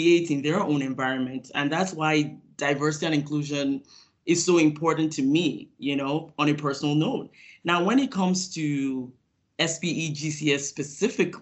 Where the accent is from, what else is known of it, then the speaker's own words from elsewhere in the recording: Nigeria; moved away as an adult; now in United States; I grew up in Nigeria, West Africa, where I completed my high school education before coming to the United States